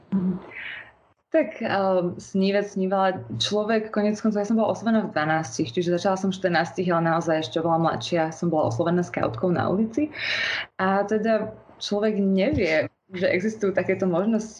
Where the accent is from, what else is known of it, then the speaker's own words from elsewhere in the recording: Bratislava, Bratislava Region, Slovakia; pochádzam z Bratislavy